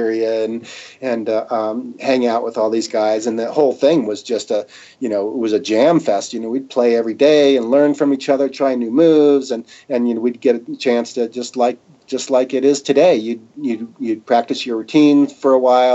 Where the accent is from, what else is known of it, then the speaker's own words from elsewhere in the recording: Colorado, United States; I'm from Colorado